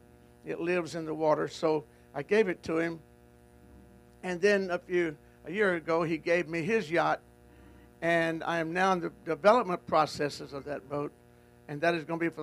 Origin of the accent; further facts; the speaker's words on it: Goose Creek, Texas, United States; moved away; I was born in Goose Creek, Texas